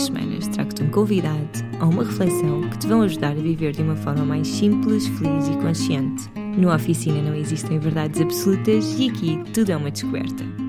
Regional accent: Cascais, Lisbon, Portugal; Tanto eu como o David crescemos literalmente na Serra de Sintra eu no lado de Cascais da Serra

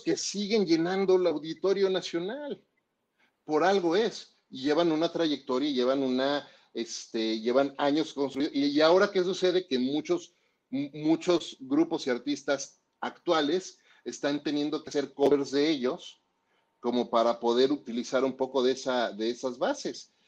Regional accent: Mexico; en México, somos mexicanos

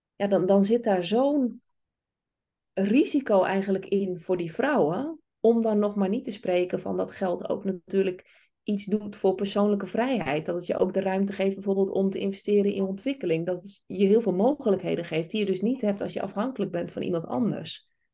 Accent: Friesland, Netherlands; ik kom uit Friesland

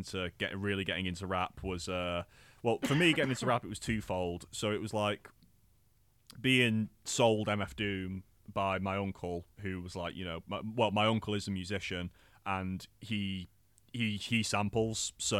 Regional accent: United Kingdom; because playing that game as like a British white kid, not knowing that the game was actually made by British people

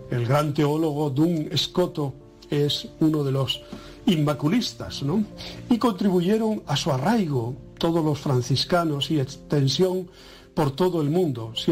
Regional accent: Tenerife, Canary Islands, Spain; En mi tierra natal, la parroquia de la, matriz de la isla de Tenerife

